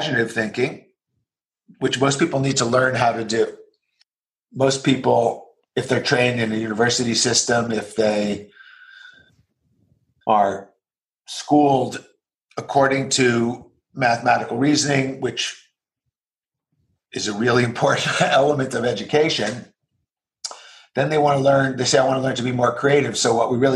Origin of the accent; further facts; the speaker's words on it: New Jersey, United States; I grew up in the U.S., in New Jersey.